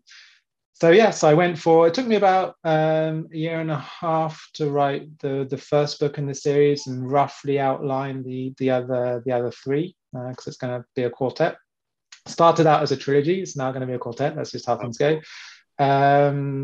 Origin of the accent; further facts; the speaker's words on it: England, United Kingdom; now in France; born and brought up in England, and then came across with my parents in the mid-90s